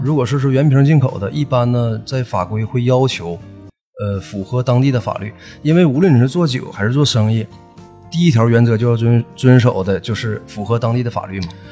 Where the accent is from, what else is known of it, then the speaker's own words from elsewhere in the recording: Northeast China, China; accent: Northeastern Mandarin (东北话); 按我们东北话说就是酒人儿